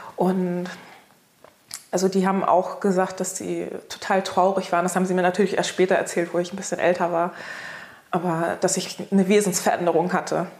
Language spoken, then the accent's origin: German; Hamburg, Germany; ich bin in Hamburg geboren